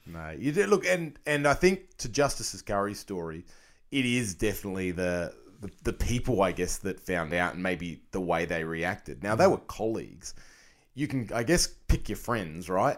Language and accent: English; Australia; as an Australian collector